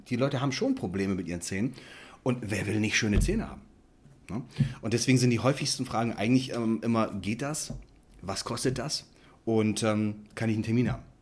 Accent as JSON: {"language": "German", "town": "Bremerhaven", "region": "Bremen", "country": "Germany", "said": "ich komme aus Bremerhaven. Da hatte mein Vater die Praxis und ich bin weggegangen und habe 2002 meine komplett eigene Praxis aufgemacht"}